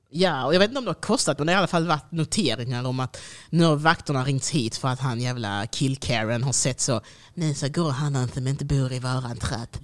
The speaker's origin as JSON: {"language": "Swedish", "town": "Degeberga", "region": "Skåne", "country": "Sweden", "said": "jag kommer från Degeberga"}